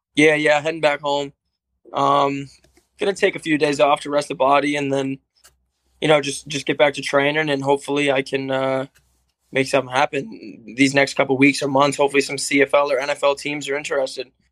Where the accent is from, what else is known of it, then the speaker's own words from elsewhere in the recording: Cape Cod, Massachusetts, United States; I'm from Cape Cod